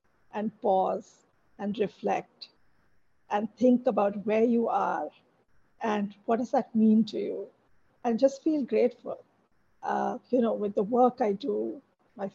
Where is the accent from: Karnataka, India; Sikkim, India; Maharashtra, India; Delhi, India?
Maharashtra, India; Mumbai; moved away as an adult; also born or lived in California; I grew up in Bombay, South Bombay